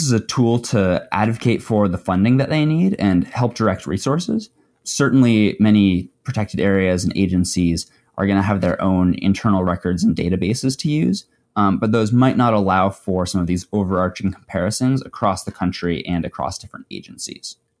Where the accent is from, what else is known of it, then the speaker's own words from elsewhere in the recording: Wyoming, United States; I grew up in Wyoming